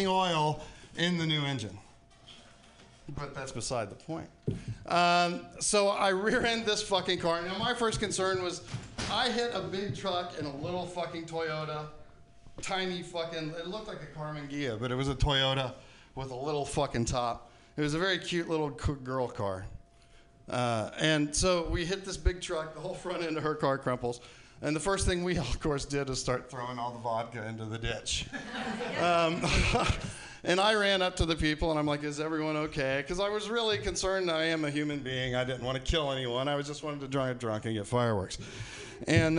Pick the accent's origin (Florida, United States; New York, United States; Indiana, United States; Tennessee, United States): Florida, United States; Tampa; I grew up in around Tampa